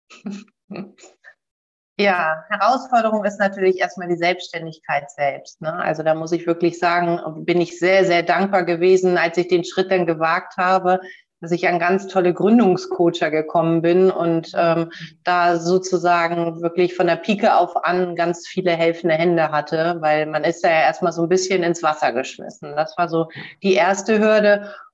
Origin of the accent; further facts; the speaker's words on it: Bremen, Germany; born there; ich bin Nord, Nord, Norddeutsch, ähm, aber ich kann dir nicht genau sagen, was meine Heimat ist. Ich kann dir sagen, es ist Hamburg, aber hier komme ich nicht her. Ich bin in Bremen geboren